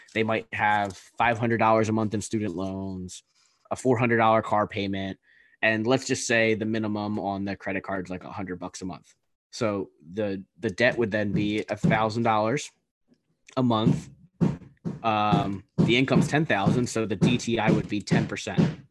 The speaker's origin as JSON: {"language": "English", "region": "East Coast", "country": "United States", "said": "We're both from the East Coast"}